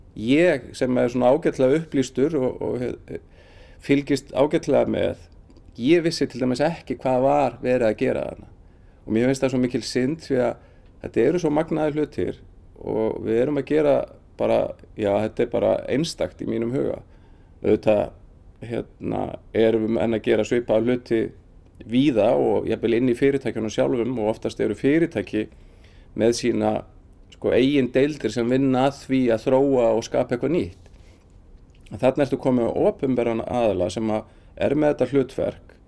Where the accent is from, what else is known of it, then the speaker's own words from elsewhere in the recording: Dalvík, Northeastern Region, Iceland; also born or lived in Akureyri; kem frá Dalvík, eh, var í mennskólanum á Akureyri